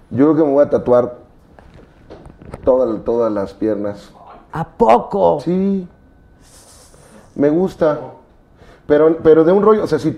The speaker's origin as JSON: {"language": "Spanish", "country": "Mexico", "moved": "yes", "said": "Y este me lo hice cuando me fui de México. Yo no soy religioso, pero sí soy muy mexicano."}